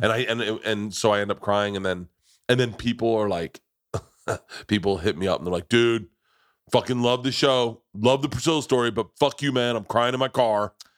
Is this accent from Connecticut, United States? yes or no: no; Tampa, Florida, United States; I grew up in Tampa